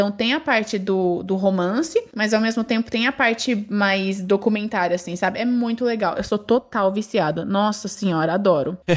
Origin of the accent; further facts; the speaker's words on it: Brazil; also born or lived in Japan; eu sou brasileira, metade uruguaia, só que morei minha vida inteira pra. Minha vida inteira não, né?